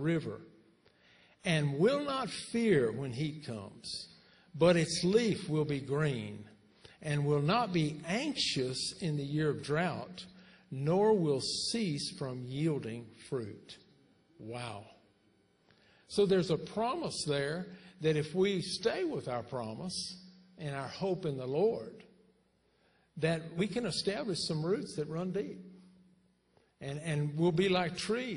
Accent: Texas, United States; we're from Texas

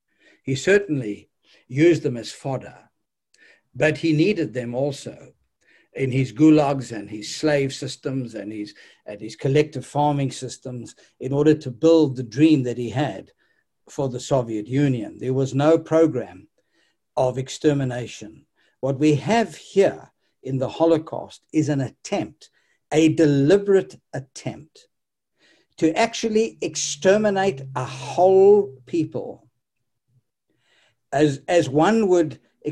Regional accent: South Africa; Listen, I came from South Africa and I saw that 30 million people were dehumanized and robbed of their human dignity

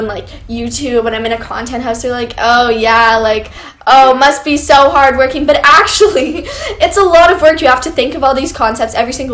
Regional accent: Canada; I'm actually from Canada

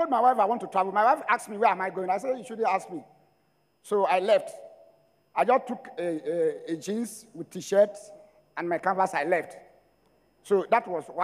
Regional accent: Ologbo, Edo, Nigeria; I am from Ologbo, Edo State

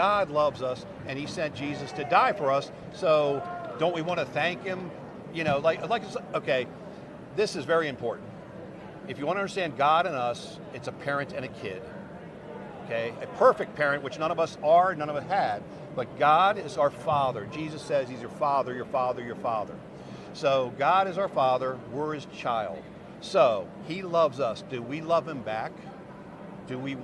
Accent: United States; growing up in America

